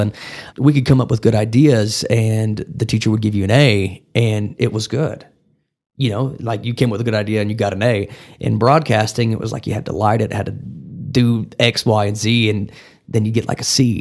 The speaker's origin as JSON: {"language": "English", "town": "Wellington", "region": "Texas", "country": "United States", "tie": "born or raised there", "lives_now": "Amarillo, United States", "said": "I grew up the majority of my life in a, a town about ninety miles southeast of here called Wellington, Texas"}